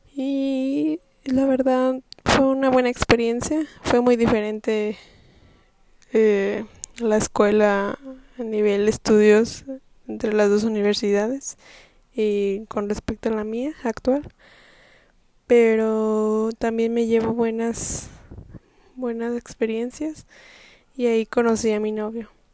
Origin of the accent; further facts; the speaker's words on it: Mexico; Yo soy mexicana